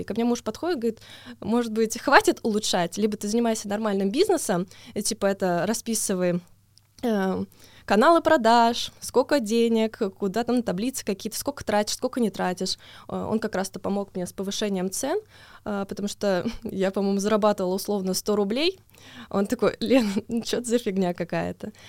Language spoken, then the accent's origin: Russian; Tomsk, Tomsk Oblast, Russia; я из Томска